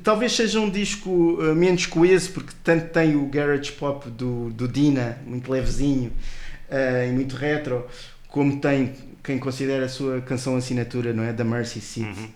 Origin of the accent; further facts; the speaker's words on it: Portugal; para nós portugueses